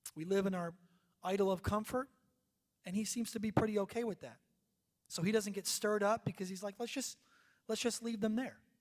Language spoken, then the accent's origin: English; United States; moved away; we're from New York, New Jersey